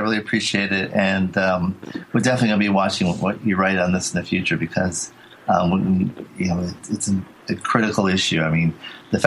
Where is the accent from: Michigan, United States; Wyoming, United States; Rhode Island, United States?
Rhode Island, United States; moved away; I'm from Rhode Island originally.